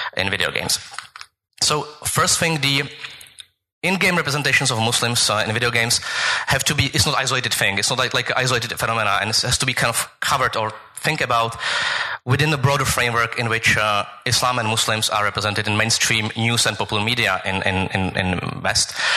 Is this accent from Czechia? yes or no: yes; Prague, Czechia; I'm from Prague